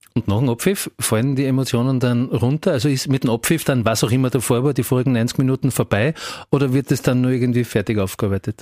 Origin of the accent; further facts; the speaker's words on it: Graz, Styria, Austria; als Grazer